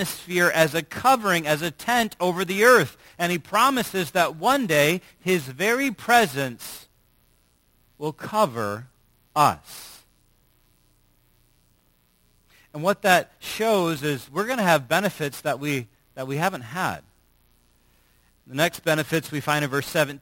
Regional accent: United States; as American Christians

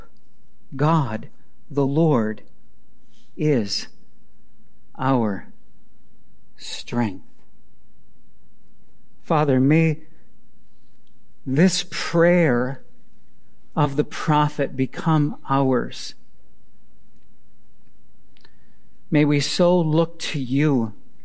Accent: Wisconsin, United States; I grew up in Wisconsin.

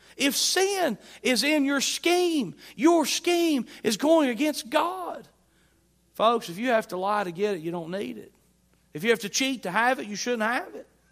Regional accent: Southwest Virginia, United States; accent: Southwest Virginia; we do here in Southwest Virginia

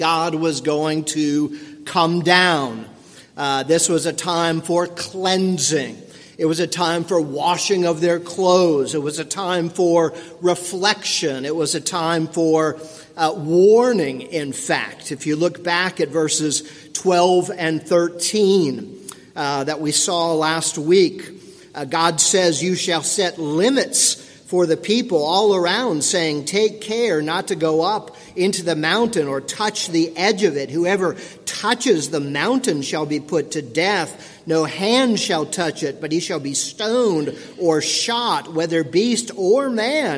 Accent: St. Petersburg, Florida, United States; I grew up in St. Petersburg, Florida

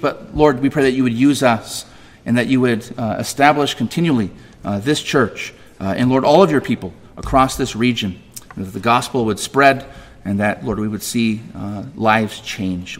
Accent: California, United States; I'm a Californian

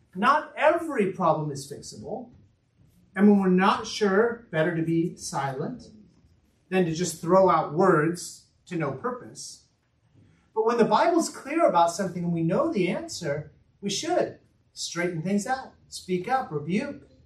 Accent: United States; I'm an American

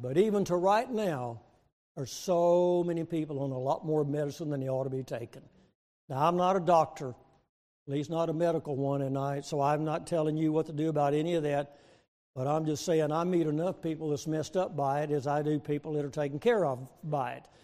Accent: Waco, Texas, United States; moved away as an adult; also born or lived in Springfield, Missouri; now in Oklahoma, United States; we're from Oklahoma at least for the last um, 50 years, but I was born and raised in Texas

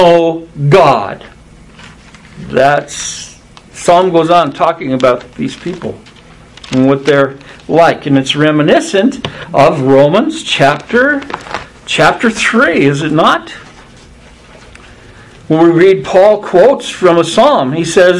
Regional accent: United States; United States of America

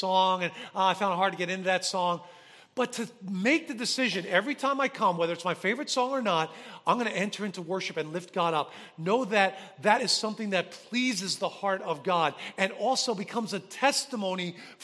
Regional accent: New Jersey, United States; moved away as an adult; also born or lived in Chicago / Toronto, Canada; I got a job offer to go back to my hometown to be the dean of students at the college that I graduated from

